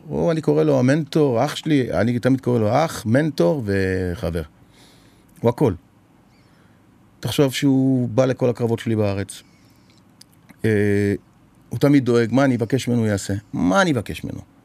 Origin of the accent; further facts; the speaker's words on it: Israel; באתי מישראל